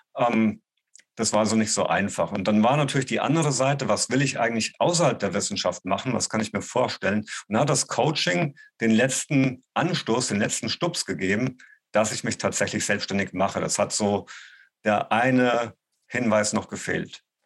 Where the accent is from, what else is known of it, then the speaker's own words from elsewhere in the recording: Gießen, Hesse, Germany; moved away; also born or lived in Bonn; an der Volkshochschule in Gießen, die Stadt, wo ich herkomme